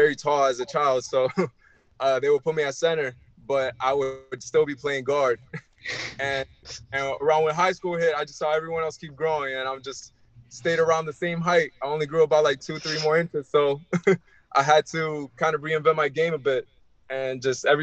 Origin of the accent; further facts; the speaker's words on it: Miami, Florida, United States; also born or lived in Elizabeth, New Jersey; I was born in New Jersey, in Elizabeth, New Jersey, but I grew up in Miami